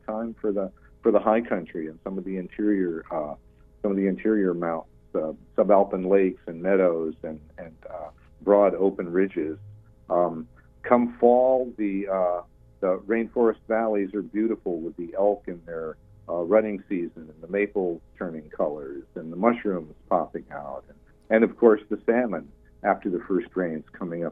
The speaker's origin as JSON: {"language": "English", "region": "New England", "country": "United States", "tie": "born or raised there", "moved": "as an adult", "lives_now": "Olympic Peninsula, United States", "said": "I grew up in New England"}